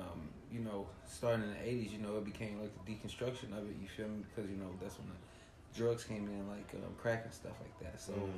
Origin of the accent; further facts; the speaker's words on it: Cincinnati, Ohio, United States; Cincinnati, Ohio. Lincoln Heights, to be exact.